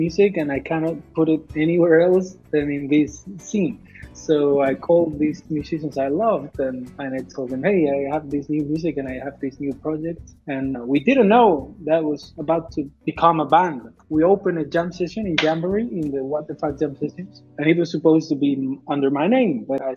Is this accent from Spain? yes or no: yes; Castile and León, Spain; English is a second language; moved away as an adult; also born or lived in Madrid; now in Catalonia, Spain; I was born in Madrid and I spent 10 years in a small town up north in León. Really tiny, tiny town